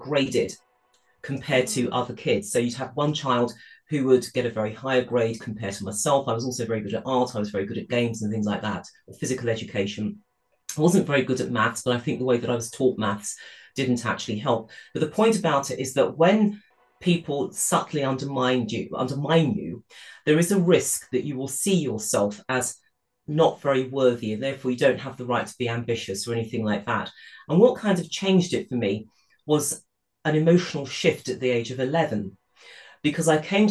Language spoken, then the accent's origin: English; United Kingdom; I grew up in the United Kingdom in the 1960s. I was born in this country